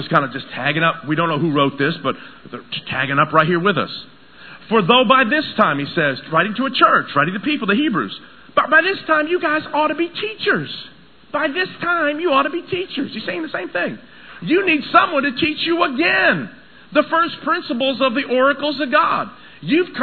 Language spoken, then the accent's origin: English; Tennessee, United States; moved away; I grew up in Tennessee